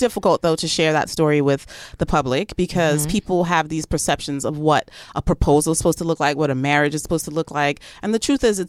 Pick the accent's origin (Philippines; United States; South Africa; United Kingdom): South Africa; moved away as an adult; I'm from South Africa. I came here, didn't know anybody in media.